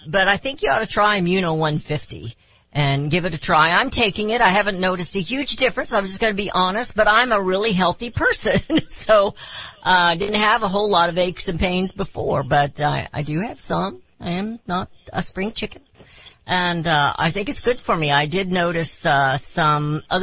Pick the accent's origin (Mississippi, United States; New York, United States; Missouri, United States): Missouri, United States; Raytown; I grew up in Raytown